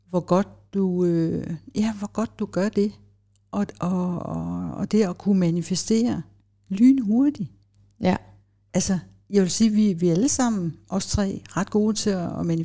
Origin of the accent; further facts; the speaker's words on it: Copenhagen, Capital Region of Denmark, Denmark; Jeg voksede op i København, og folk tænker, ah, det er vist ikke rigtigt.